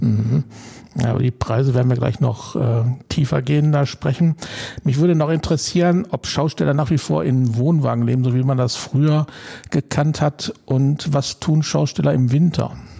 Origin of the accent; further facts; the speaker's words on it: Duisburg, North Rhine-Westphalia, Germany; in meiner Geburtsstadt Duisburg